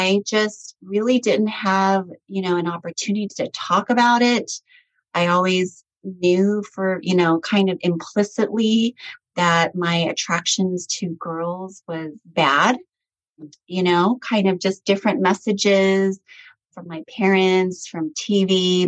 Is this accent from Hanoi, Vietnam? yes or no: yes; Hanoi, Vietnam; born there; moved away; my family and I were immigrants from Vietnam. I'm ethnically Chinese and Vietnamese, and I was born in Hanoi, Vietnam. And we were actually refugees after the Vietnam War in the late 70s. So we came here with pretty much nothing